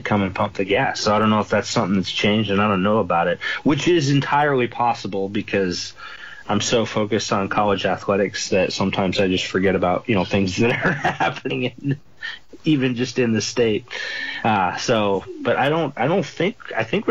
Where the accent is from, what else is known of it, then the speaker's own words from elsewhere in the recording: Texas, United States; now in Oregon, United States; I'm from Texas